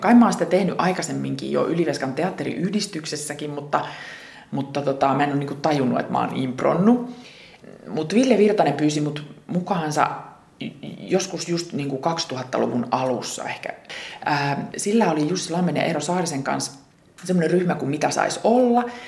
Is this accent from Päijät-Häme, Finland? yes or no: no; Ylivieska, North Ostrobothnia, Finland; moved away; Ylivieskassa, mistä mä oon lähtöisin